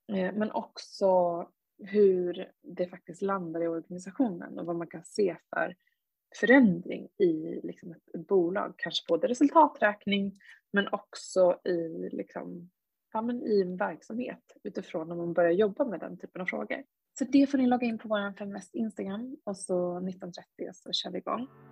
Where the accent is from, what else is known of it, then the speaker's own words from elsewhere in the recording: Sweden; som, som svensk